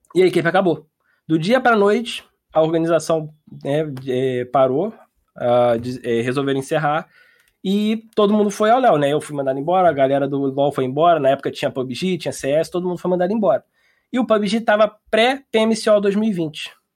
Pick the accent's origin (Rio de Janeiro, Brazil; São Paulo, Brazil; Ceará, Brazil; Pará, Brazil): Rio de Janeiro, Brazil; Niterói; E eu sou de Niterói